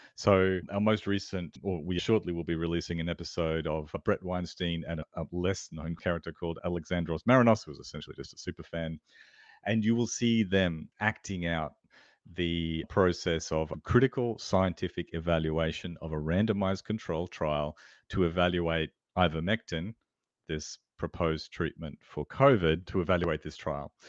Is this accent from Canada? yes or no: no; Australia